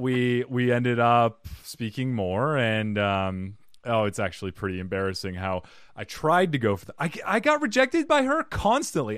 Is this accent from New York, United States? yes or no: no; Cottonwood, Arizona, United States; I grew up in Cottonwood, Arizona